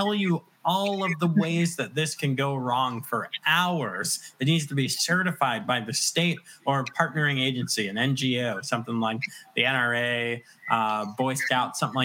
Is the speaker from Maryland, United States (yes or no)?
no; Virginia, United States; also born or lived in West End of Long Island, New York; I claim Virginia because we moved here when I was very young, when I was in grade school